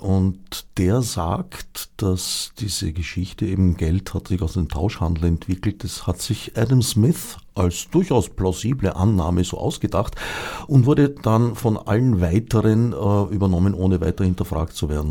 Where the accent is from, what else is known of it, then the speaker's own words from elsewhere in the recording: Austria; also born or lived in Switzerland; indem ich eine Zeit lang als Österreicher in der Schweiz war